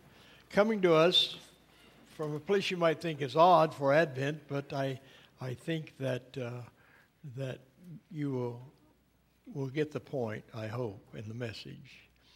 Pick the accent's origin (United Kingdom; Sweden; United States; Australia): United Kingdom; Scotland; Being a Scotsman, I always bothered by Christmas. I suspect that's why my family never made much of it, you know.